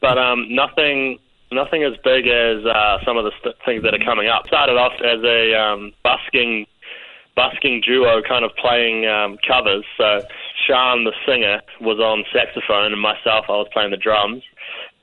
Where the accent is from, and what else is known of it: New Zealand